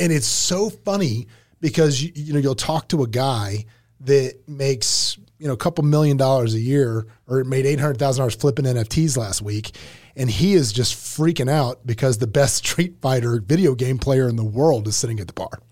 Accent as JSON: {"language": "English", "town": "Lake City", "region": "Florida", "country": "United States", "tie": "born or raised there", "also_born_or_lived": "Gainesville", "said": "My actual hometown in Lake City."}